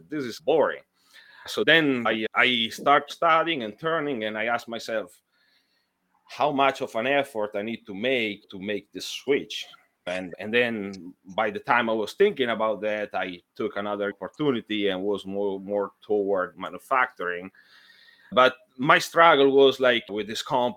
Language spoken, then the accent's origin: English; Italy; moved away as an adult; now in United States; I'm from Italy